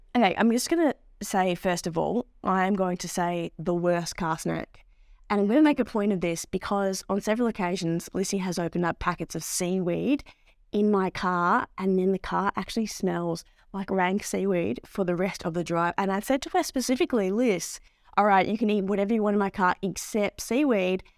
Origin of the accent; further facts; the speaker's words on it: Melbourne, Victoria, Australia; As someone that very much grew up in Melbourne, um, inner city Melbourne